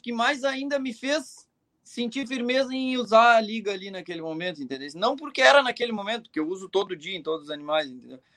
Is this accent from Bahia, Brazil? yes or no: no; Rio Grande do Sul, Brazil; eu sou gaúcho, eu cultivo muito as tradições